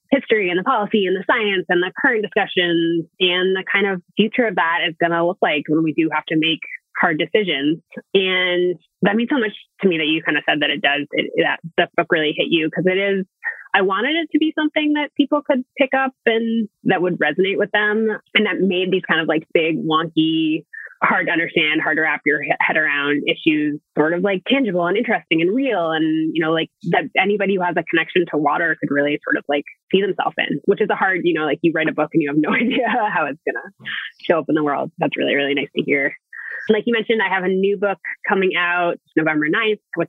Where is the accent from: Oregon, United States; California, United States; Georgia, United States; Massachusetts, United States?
Massachusetts, United States; Boston; I grew up in Boston